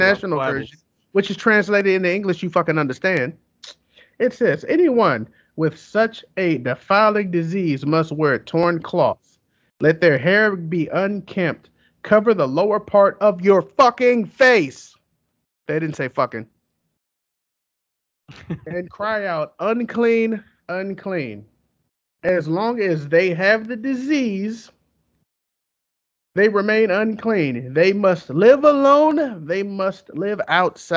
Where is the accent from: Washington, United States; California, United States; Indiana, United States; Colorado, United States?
California, United States; I'm from Cali. Through and through